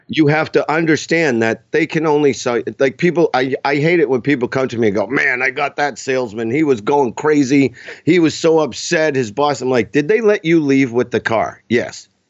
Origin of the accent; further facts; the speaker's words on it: Boston, Massachusetts, United States; also born or lived in Los Angeles; now in New Hampshire, United States; I grew up in Boston. I live in New Hampshire